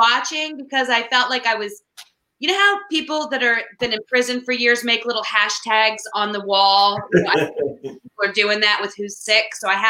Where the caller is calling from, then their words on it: Wilmington, Delaware, United States; I am chiming in from Wilmington, Delaware.